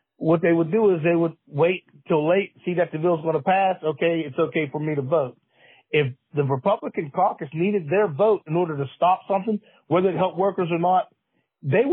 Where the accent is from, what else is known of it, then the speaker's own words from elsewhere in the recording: Pennsylvania, United States; I'm from Pennsylvania